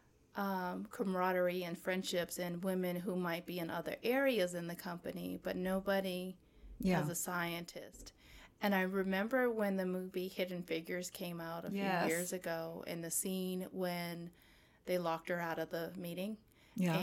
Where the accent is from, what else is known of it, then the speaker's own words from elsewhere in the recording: Maryland, United States; moved away as an adult; also born or lived in Cape Cod, Massachusetts; now in Atlanta, United States; I left Massachusetts when I was 7. And I grew up in the DMV. I grew up in Maryland.